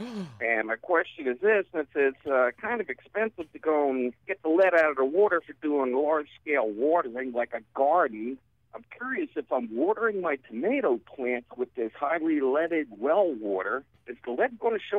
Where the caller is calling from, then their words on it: Kunkletown, Pennsylvania, United States; I'm calling here from Kunkeltown, Pennsylvania.